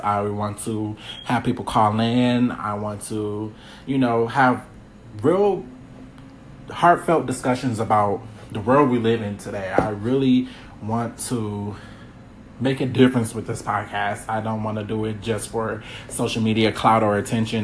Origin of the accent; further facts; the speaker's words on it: Milwaukee, Wisconsin, United States; I'm from Milwaukee, Wisconsin. Um, yeah, I uh, was born and raised